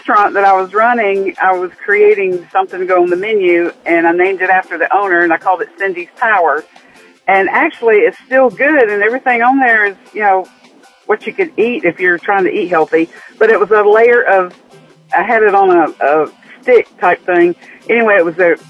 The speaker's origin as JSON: {"language": "English", "region": "Florida", "country": "United States", "moved": "yes", "said": "we're from Florida"}